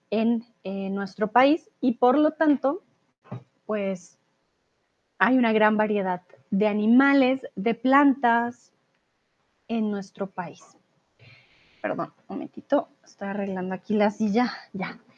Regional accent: Bogotá, Colombia; Yo vengo de Bogotá, así que no tengo un acento paisa.

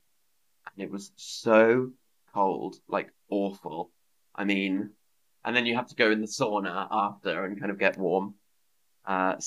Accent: England, United Kingdom; now in Berlin, Germany; I grew up in England, but celebrating German Christmas

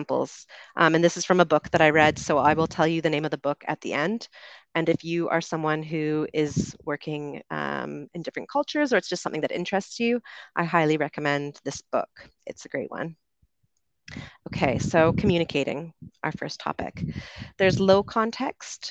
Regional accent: Canada; accent: Canadian; moved away as an adult; also born or lived in United Kingdom; I grew up in Canada and I moved to the UK when I was 22.

